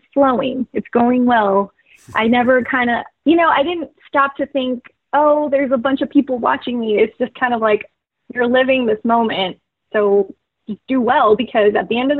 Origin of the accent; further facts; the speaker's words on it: McAllen, Texas, United States; moved away as an adult; also born or lived in New Mexico; my hometown of McAllen